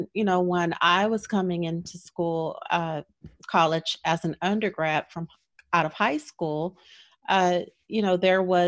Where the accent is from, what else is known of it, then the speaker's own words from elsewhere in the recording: Los Angeles, California, United States; moved away as an adult; I grew up in Los Angeles, and UCLA was down the street